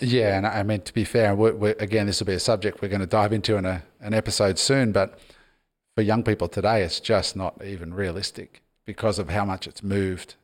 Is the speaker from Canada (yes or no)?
no; Australia; I'm Australian, but my parents were immigrants